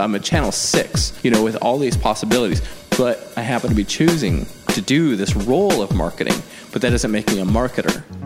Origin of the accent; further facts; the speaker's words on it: the Northwest, Pacific Northwest, United States; moved away; also born or lived in Chicago; growing up in the Northwest